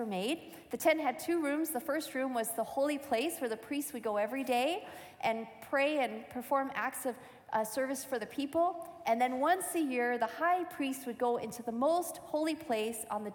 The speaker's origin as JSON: {"language": "English", "region": "Michigan", "country": "United States", "tie": "born or raised there", "said": "as a teenager growing up in Michigan, in the Adventist church"}